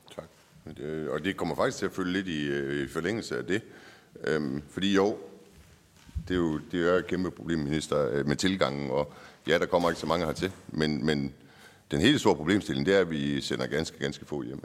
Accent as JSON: {"language": "Danish", "town": "Nyborg", "region": "Southern Denmark", "country": "Denmark", "said": "jeg er fra Nyborg"}